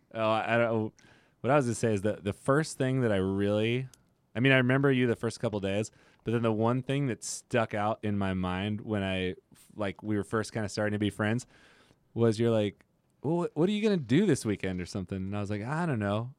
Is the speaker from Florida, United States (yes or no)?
no; Modesto, California, United States; I'm from Modesto, small town.